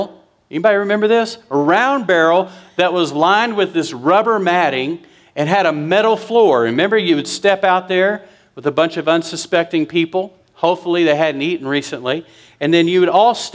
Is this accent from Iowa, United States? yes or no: no; West Texas, United States; I'm from West Texas